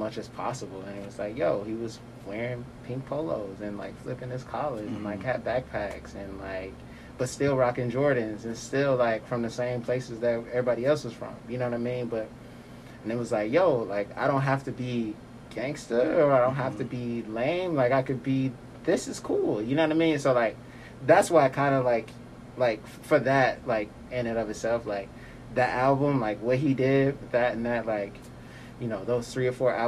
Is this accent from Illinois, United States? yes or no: yes; Chicago, Illinois, United States; moved away as an adult; Born and raised in Chicago, Illinois.